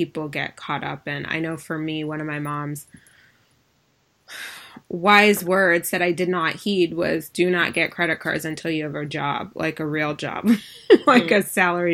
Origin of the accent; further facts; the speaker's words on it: Ann Arbor, Michigan, United States; I'm from Ann Arbor, so U of M was kind of like, we spent time and hung out in the summer months when we were in the summers, in, you know, during high school on U of M's campus